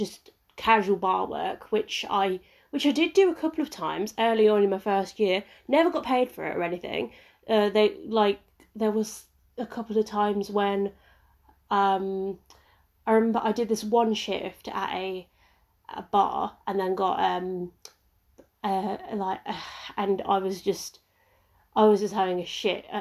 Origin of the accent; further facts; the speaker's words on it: Ipswich, East of England, United Kingdom; moved away as an adult; also born or lived in Leicester; my hometown of Ipswich